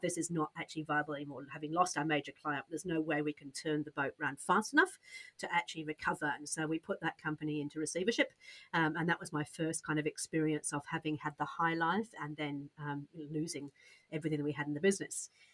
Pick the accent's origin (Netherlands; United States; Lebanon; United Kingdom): United Kingdom; accent: British; moved away as an adult; also born or lived in Australia; now in New Zealand; I'm British, just in case you can't tell from the accent, but a Brit, a Brit who's moved from Britain to Australia, then to New Zealand